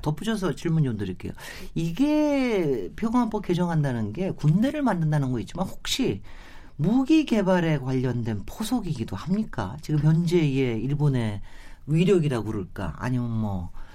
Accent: South Korea; 제가 뭐 한국인이기 때문에

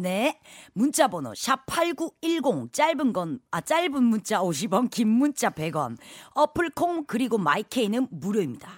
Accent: Busan, South Korea; now in Seoul, South Korea; 부산이 고향인데 제가 또 어, 서울 사람이 좀 다 되긴 했는데

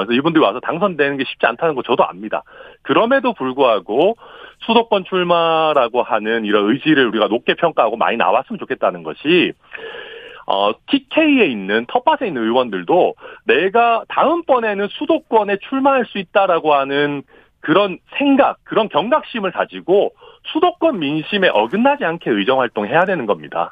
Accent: Daegu, South Korea; moved away; also born or lived in Suncheon; 대구가 제 고향이니까, 네. 저는 대구에서 일정 부분 살고 학교도 다니고 했기 때문에

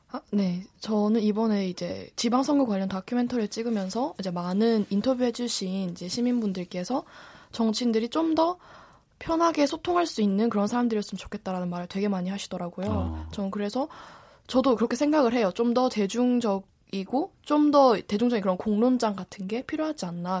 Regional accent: South Gyeongsang, South Korea; 저는 사실 제가 고향이 경상남도예요

